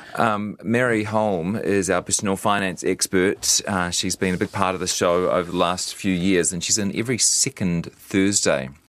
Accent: Hamilton, Waikato, New Zealand; also born or lived in Wellington; now in Auckland, New Zealand; I'm not from Auckland. I'm a Hamiltonian, spent a bit of time in Wellington

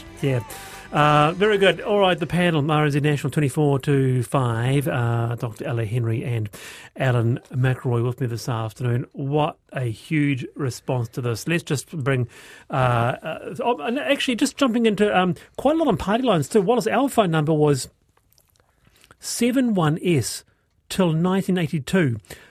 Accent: Queensland, Australia; I grew up in Queensland and fireworks were banned in the 70s under Joe Bjelke-Petersen.

